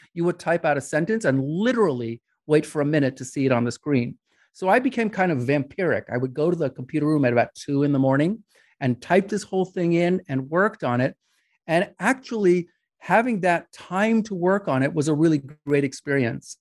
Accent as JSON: {"language": "English", "region": "New York", "country": "United States", "tie": "born or raised there", "said": "I grew up in New York"}